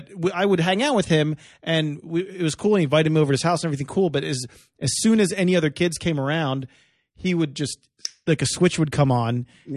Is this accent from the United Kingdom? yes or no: no; outside Philadelphia, New Jersey side, United States; I grew up right outside of Philadelphia on the Jersey side.